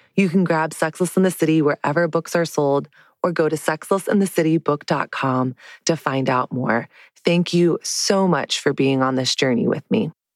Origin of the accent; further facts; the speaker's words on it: the South, United States; moved away as an adult; now in New York City, United States; growing up in Southern evangelical Christian culture